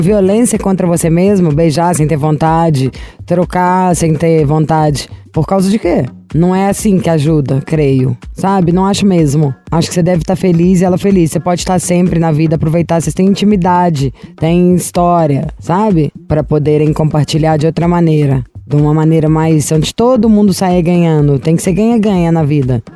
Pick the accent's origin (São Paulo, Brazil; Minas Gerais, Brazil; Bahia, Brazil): Minas Gerais, Brazil; sou mineiro